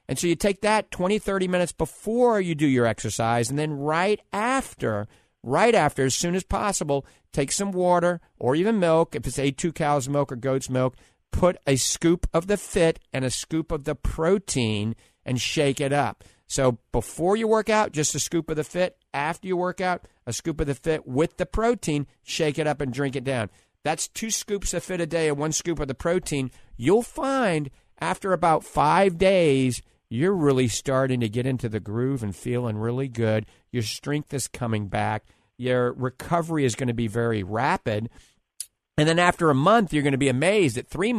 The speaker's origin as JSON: {"language": "English", "town": "New Orleans", "region": "Louisiana", "country": "United States", "accent": "New Orleans", "said": "I guarantee, that's my New Orleans accent, you're going to be doing better, I promise you."}